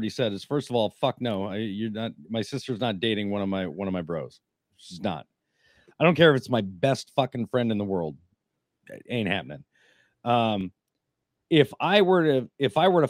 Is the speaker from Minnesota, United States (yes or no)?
yes; Minnesota, United States; I'm from Minnesota